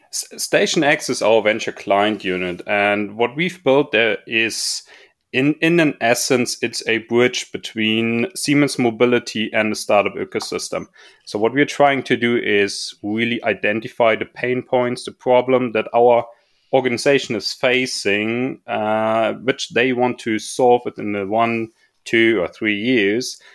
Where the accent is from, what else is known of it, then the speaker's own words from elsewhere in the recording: Munich, Bavaria, Germany; I was growing up in Munich and or close by Munich at least